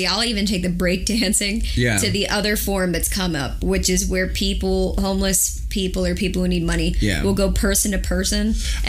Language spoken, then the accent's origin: English; the South, United States; I'm from the South.